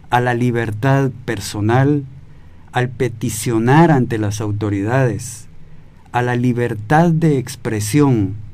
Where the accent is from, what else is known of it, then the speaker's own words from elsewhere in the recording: Guatemala; Señor Procurador, ¿qué se cumple y qué no se cumple de todos estos derechos que tenemos como guatemaltecos?